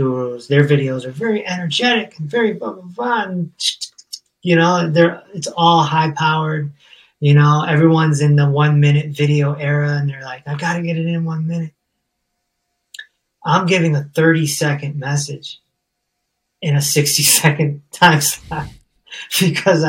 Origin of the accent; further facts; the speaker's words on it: Hartford, Connecticut, United States; I'm from Hartford, Connecticut.